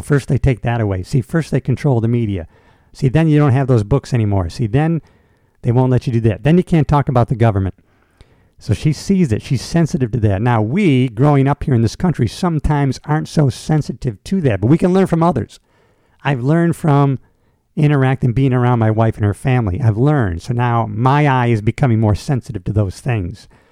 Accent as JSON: {"language": "English", "country": "United States", "tie": "born or raised there", "said": "people who grew up here, like myself, who grew up here"}